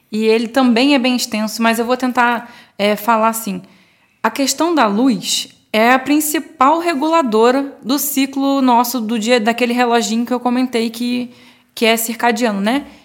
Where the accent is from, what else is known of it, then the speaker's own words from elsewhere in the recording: Rio de Janeiro, Brazil; now in São Paulo, Brazil; Eu vim do Rio, lá, no, pelo menos eu não lembro de ter esse costume.